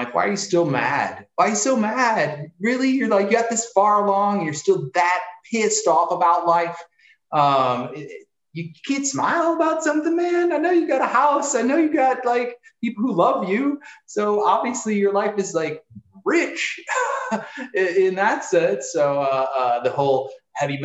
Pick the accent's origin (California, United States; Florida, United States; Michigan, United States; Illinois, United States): Illinois, United States; Springfield; also born or lived in Peoria, Illinois; I was born and raised in the Springfield area, and then moved around a little bit in Illinois